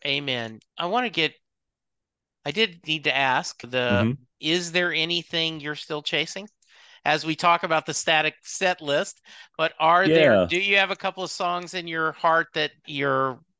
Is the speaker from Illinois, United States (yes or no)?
no; Louisiana, United States; I grew up in Louisiana.